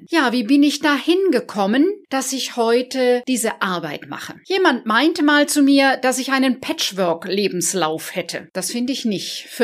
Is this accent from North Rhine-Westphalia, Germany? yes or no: no; Baden-Württemberg, Germany; Ich selber komme aus einer starken Familie, aufgewachsen im Badischen, in einem Dorf südlich von Karlsruhe und ich habe noch drei jüngere Geschwister.